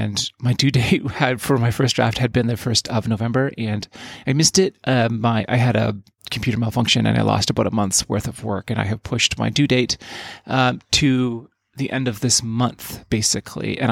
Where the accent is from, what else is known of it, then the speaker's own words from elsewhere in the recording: Yukon, Canada; my life growing up in the Yukon, which is where I sort of came of age.